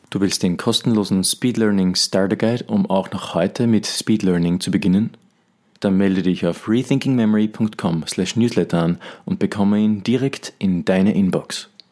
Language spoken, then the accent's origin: German; Austria; bei uns in Österreich